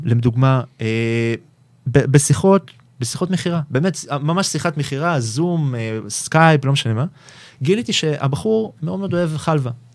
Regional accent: Israel; אנחנו ישראלים, אנחנו עם חם

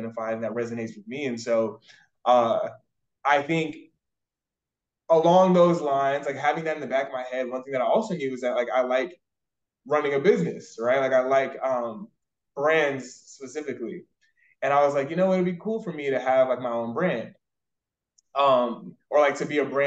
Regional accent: Raleigh, North Carolina, United States; moved away as an adult; also born or lived in Georgia / Nigeria (ancestry); now in Dallas, United States; I was born in Georgia and raised in North Carolina, like Raleigh, North Carolina specifically.

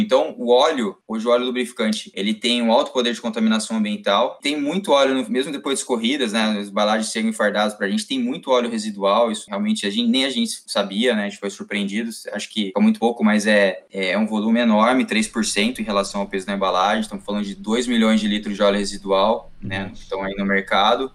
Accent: Campinas, São Paulo, Brazil; sou de Campinas, me formei aqui em Campinas

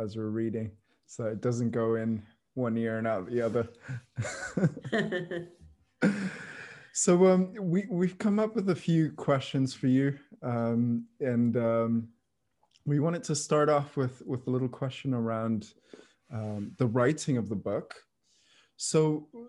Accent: Mayapur, West Bengal, India; I was growing up in Mayapur

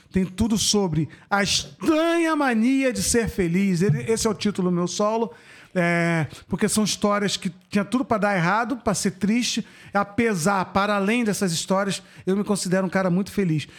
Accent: Macaé, Rio de Janeiro, Brazil; moved away; Eu, quando saí de Macaé

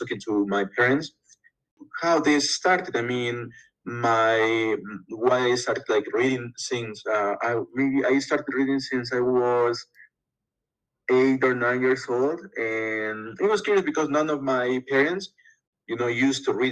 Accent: Loja, Ecuador; Basically, I'm from Ecuador. I live in a small town in the south of Ecuador, which is called Loja

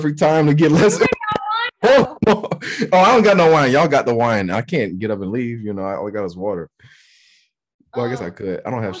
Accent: Aurora, Illinois, United States; moved away; also born or lived in Pittsburgh; I'm from Aurora.

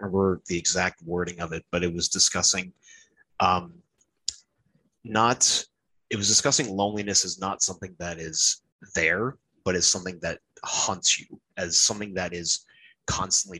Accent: northern Indiana, United States; now in Virginia, United States; I'm from like northern Indiana, like near Chicago, about an hour and a half outside of Chicago

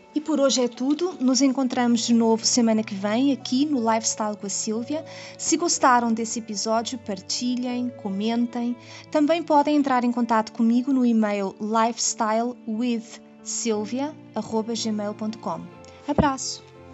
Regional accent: Portugal; now in Brazil; Eu sou portuguesa e eu moro no Brasil

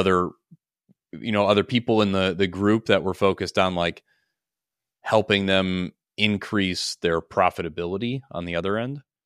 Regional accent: Minnesota, United States

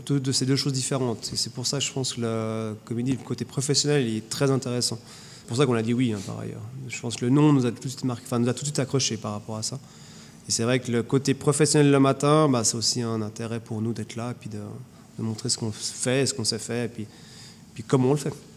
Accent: Geneva, Switzerland; moved away; Je suis genevois

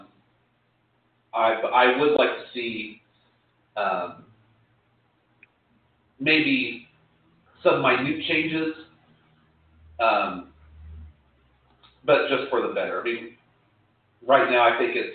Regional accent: Terre Haute, Indiana, United States; now in Indianapolis, United States; I'm from Terre Haute, and you know, that was very rural, a very rural mindset.

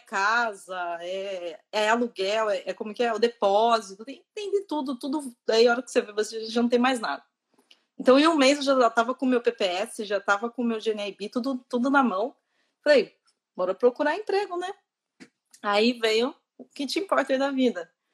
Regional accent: interior of São Paulo, Brazil; moved away as an adult; now in Dublin, Ireland; sou do Brasil, do interior de São Paulo

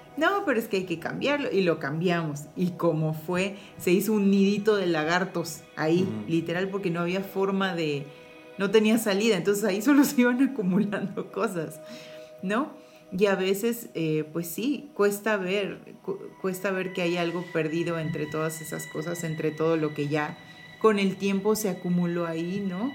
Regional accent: Mexico; Como mamás mexicanas

